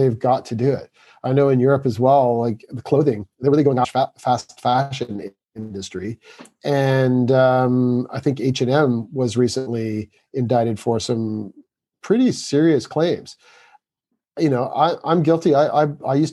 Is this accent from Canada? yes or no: yes; Canada; moved away as an adult; now in England, United Kingdom; I'm from Canada. I live in England.